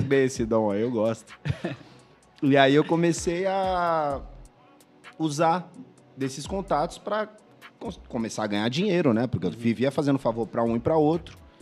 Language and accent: Portuguese; São Vicente, São Paulo, Brazil; moved away as an adult; also born or lived in Santos; now in Paris, France; eu nasci em Santos. É, nasci em Santos. Passei minha vida inteira em São Vicente